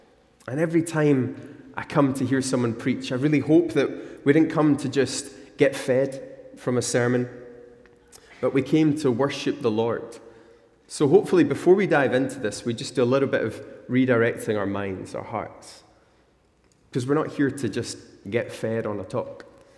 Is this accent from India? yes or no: no; Glasgow, Scotland, United Kingdom; moved away; I came from Glasgow, where unlike Australia, the spiders don't kill you if they bite you. And the sun is unlikely to kill you in Scotland.